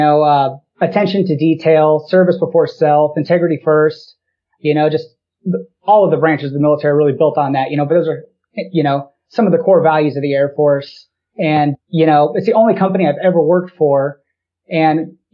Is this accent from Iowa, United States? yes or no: yes; De Soto, Iowa, United States; I grew up in DeSoto, Iowa, just outside of Des Moines.